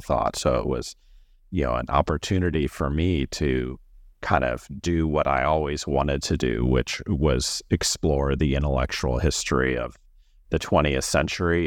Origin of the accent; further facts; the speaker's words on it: Missouri, United States; moved away; I am from Missouri, and I went to college there